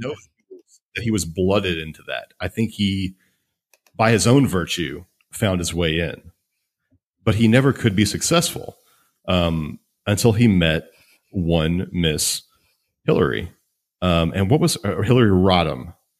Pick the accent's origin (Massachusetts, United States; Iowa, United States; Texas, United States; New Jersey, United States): Texas, United States; I'm, I'm from Texas